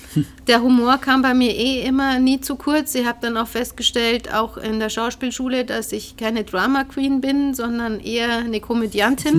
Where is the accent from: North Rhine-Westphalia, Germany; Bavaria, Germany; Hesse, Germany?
Bavaria, Germany; Ingolstadt; also born or lived in Abensberg area, Bavaria; ich bin in Ingolstadt geboren, äh, bin mit neun aber dann weggezogen mhm. Richtung Münster